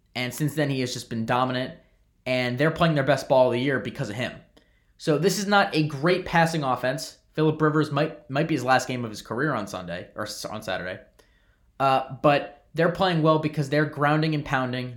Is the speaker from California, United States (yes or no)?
no; New York, United States; I'm a New Yorker